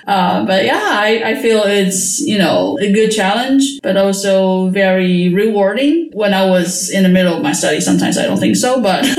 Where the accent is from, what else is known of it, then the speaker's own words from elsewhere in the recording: Taiwan; moved away as an adult; also born or lived in United States; now in Netherlands; I was born in Taiwan and I moved to the States for my PhD study. And then now I'm in the Netherlands working as a researcher in natural science at the university.